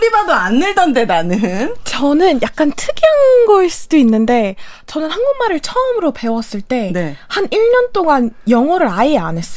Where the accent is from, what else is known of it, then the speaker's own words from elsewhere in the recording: Cuba; first language Spanish; Korean is a second language; 제 경우에는 제가 쿠바 사람이에요. 저희 엄마 아빠 두 분 다 이제 스페인어를 하셔가지고